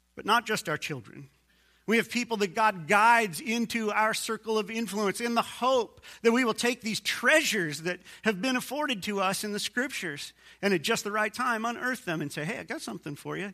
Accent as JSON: {"language": "English", "country": "United States", "said": "I'm an American too"}